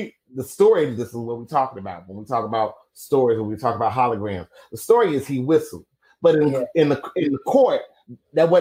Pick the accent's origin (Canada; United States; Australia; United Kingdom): United States; Chicago, Illinois; I'm from Chicago. I've been Black all my life